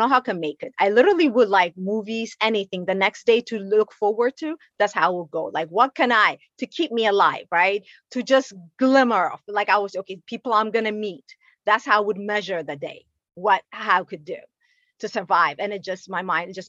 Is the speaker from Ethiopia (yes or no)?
yes; Ethiopia; moved away; I'm originally from Ethiopia.